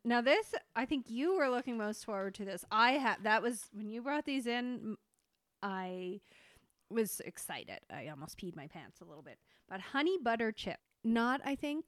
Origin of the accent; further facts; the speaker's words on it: Canada; being Canadian